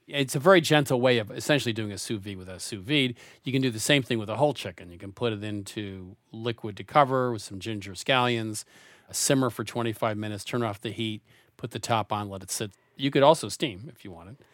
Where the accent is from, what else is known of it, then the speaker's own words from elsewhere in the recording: New England, United States; growing up in New England